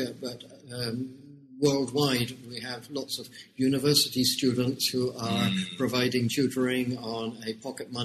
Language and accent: English; United Kingdom; moved away as an adult; now in Hong Kong; you can tell from my accent that although I've been in Hong Kong for 30 years, I'm actually born in the United Kingdom.